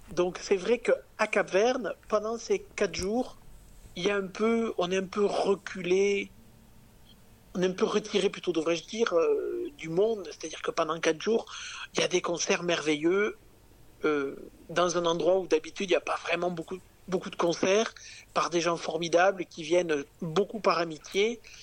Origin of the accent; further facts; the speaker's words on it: Capvern, Occitania, France; also born or lived in Tarbes / Paris; je viens quand même euh, des Hautes-Pyrénées, je viens d'un petit village